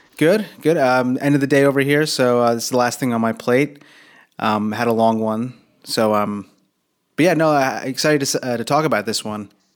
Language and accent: English; New Jersey, United States; I grew up in Jersey. I was like an hour south of of New York